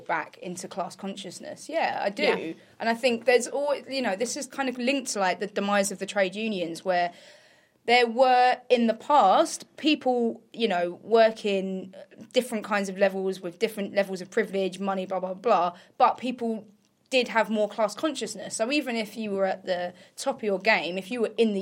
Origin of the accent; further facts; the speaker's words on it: near Essex, East of England, United Kingdom; I grew up near Essex